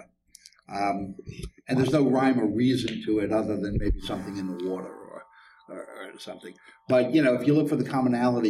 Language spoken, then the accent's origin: English; New York City, New York, United States; I grew up in Coney Island